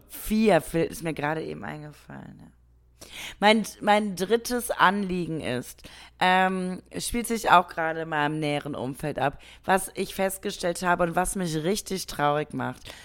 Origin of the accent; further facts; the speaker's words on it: Germany; bei uns in Deutschland